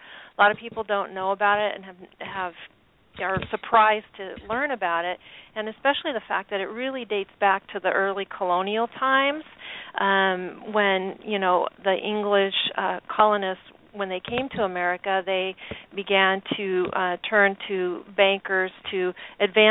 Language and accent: English; Portland, Oregon, United States; I'm born and raised in the Portland area, Portland, Oregon